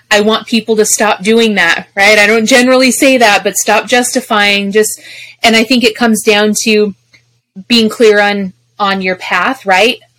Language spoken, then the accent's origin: English; Colorado, United States; moved away; also born or lived in Arizona; I'm from Colorado